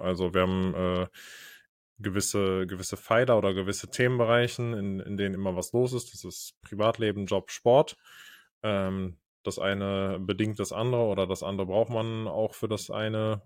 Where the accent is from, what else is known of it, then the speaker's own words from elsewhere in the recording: North Rhine-Westphalia, Germany; moved away; Als man noch in NRW gewohnt hat